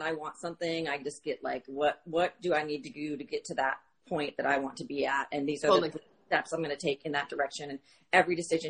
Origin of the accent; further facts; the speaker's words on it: Minneapolis, Minnesota, United States; That was like in Minneapolis, where I grew up in Minneapolis.